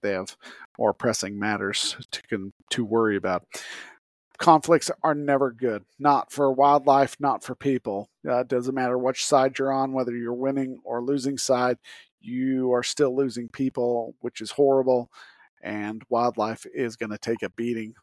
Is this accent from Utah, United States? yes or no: yes; Utah, United States; I grew up in Utah